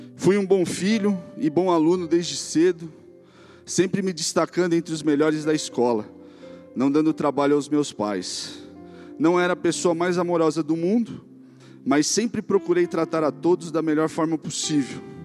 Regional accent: São Sebastião, São Paulo, Brazil; Nasci em São Paulo, mas muito novo me mudei para o litoral norte do estado com a minha família, para morarmos em São Sebastião

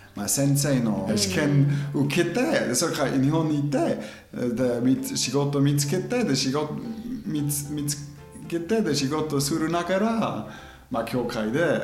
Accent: German-speaking Switzerland, near Interlaken, Bern, Switzerland; Japanese is a second language; moved away as an adult; also born or lived in New Zealand; now in Japan; 僕ずっと子供時からそのドイツ語を話してる地域に住んでたであそこで、まあ、山もいっぱい山インテラックの近くにね

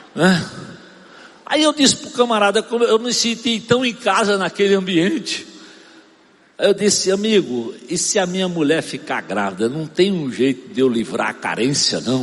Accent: Arcoverde, Pernambuco, Brazil; moved away; Eu sou de Arco Verde, Pernambuco.

